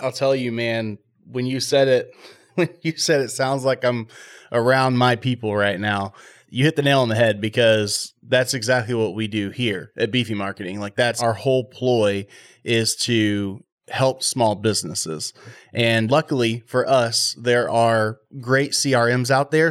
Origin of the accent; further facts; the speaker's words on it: Texas, United States; I'm from Texas